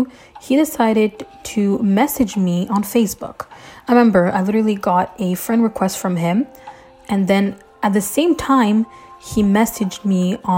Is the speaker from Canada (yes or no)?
yes; Canada; I'm Canadian